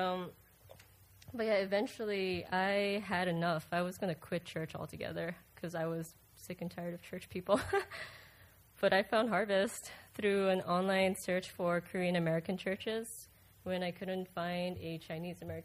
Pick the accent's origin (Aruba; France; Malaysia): Aruba; moved away as an adult; now in Melbourne, United States; I'm originally from Aruba, but I moved to the States in 2007